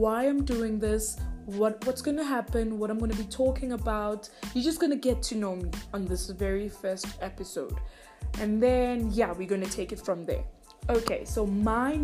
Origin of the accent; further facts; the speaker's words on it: Richards Bay, KwaZulu-Natal, South Africa; So I'm from South Africa. I'm from KZN in a small town called Richards Bay